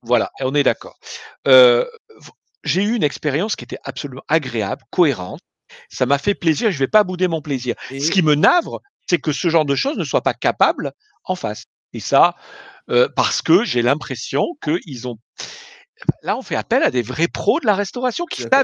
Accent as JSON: {"language": "French", "country": "France", "said": "en tant que Français"}